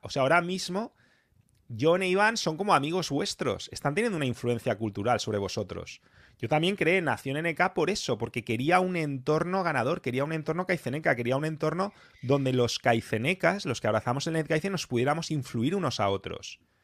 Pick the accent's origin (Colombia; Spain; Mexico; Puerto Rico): Spain; yo como español